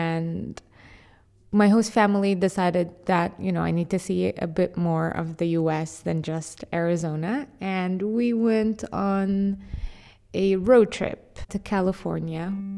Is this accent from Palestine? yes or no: yes; Hebron, West Bank, Palestine; also born or lived in United States; my identity to myself is a Palestinian young woman. I was born and raised in Hebron. I grew up and lived my whole life there until I got accepted into an exchange program and got a scholarship to study in the US for a year in high school.